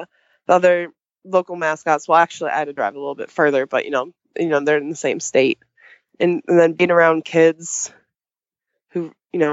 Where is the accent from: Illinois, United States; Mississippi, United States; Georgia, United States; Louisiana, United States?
Illinois, United States; Chicago; moved away as an adult; I'm actually from Chicagoland area originally.